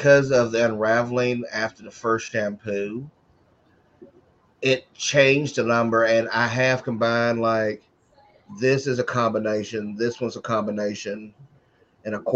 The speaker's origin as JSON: {"language": "English", "town": "Covington", "region": "Georgia", "country": "United States", "tie": "born or raised there", "also_born_or_lived": "Atlanta, Georgia", "moved": "yes", "said": "After I left my hometown of Covington, Georgia"}